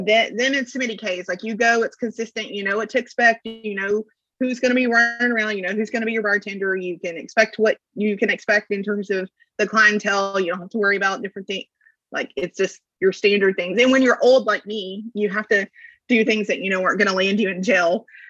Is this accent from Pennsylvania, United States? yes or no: no; Lufkin, Texas, United States; moved away as an adult; also born or lived in College Station, Texas; now in Brazos Valley, United States; I'm originally from Lufkin, Texas, and moved to College Station um, in '99 to come to school